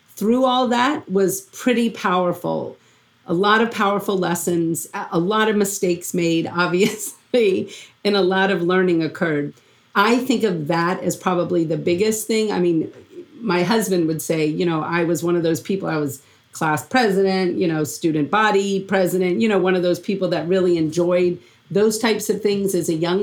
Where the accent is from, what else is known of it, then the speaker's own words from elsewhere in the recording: Louisiana, United States; moved away; I was from Louisiana